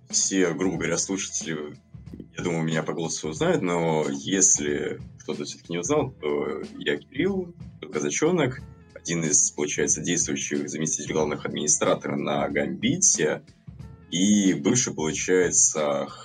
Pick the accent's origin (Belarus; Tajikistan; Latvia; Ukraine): Latvia; Ну, да, с Латвии.